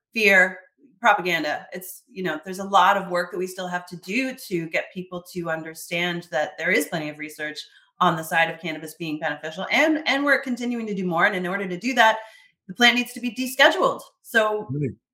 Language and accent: English; Canada; I'm Canadian. I love Canada.